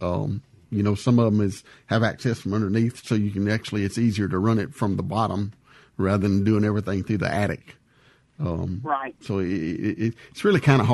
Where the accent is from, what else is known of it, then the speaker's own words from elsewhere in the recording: Louisiana, United States; I'm from Louisiana